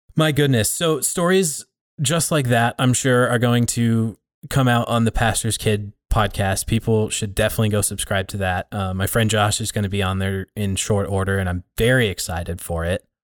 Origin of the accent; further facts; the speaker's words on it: Billings, Montana, United States; growing up in the area. There's a, there's a handful of churches here in the Billings area